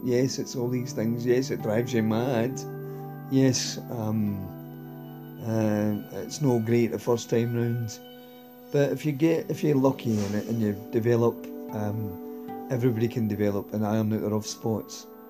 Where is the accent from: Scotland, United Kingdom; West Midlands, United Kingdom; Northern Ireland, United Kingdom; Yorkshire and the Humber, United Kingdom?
Scotland, United Kingdom; Glasgow; I'm from Glasgow, I'm a male, I'm expected to either be a Ranger supporter or a Celtic supporter or work in the shipyards